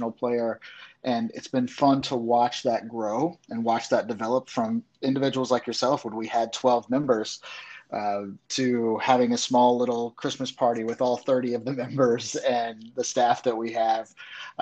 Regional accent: Middle Indiana, United States; moved away as an adult; now in Kentucky, United States; I'm from Indiana originally, which a lot of people down here in Kentucky don't like me to say too loud. But when I do, I am from Middle Indiana

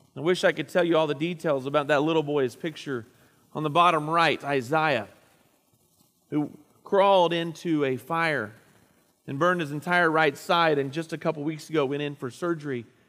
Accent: Indiana, United States; moved away; Up in my hometown area

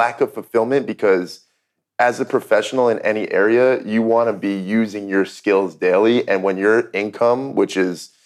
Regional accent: New Jersey, United States; I grew up in New Jersey

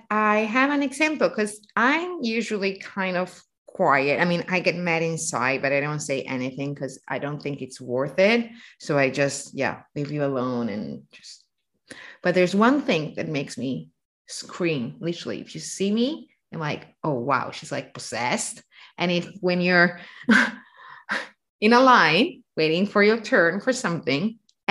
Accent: northern Italy, Italy; Northern Italians, we are from Austria and France, so a little bit more European.

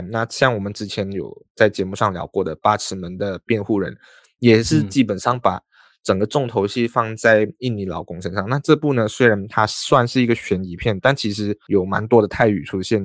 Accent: Malaysia; 因为我们是马来西亚人啊

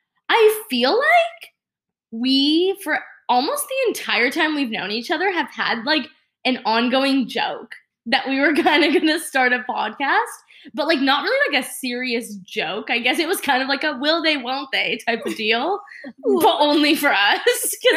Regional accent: Virginia, United States; I'm from Virginia. I don't know if you guys know. I am from Virginia, not Virginia Beach.

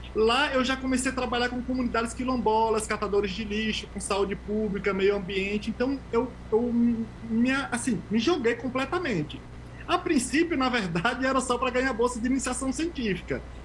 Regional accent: Tucano, Bahia, Brazil; moved away as an adult; also born or lived in Euclides da Cunha, Bahia / Switzerland; now in São Paulo, Brazil; eu nasci lá em Criguei. A gente cresce é, vendendo frutas, é, trabalhando na roça, vendendo geladinho, indo para feira pública

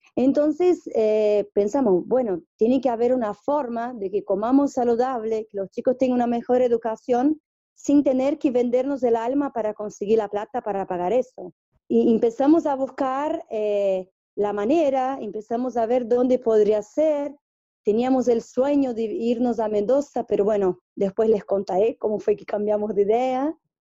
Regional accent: São Paulo, Brazil; Spanish is a second language; moved away as an adult; also born or lived in Pernambuco, Brazil / Japan / Argentina; yo, soy brasilera, yo viví en Pernambuco, donde nací, el mismo pueblo de Lula, vivimos, nacimos en el mismo pueblo y viví hasta los nueve años. Después fui a vivir a São Paulo

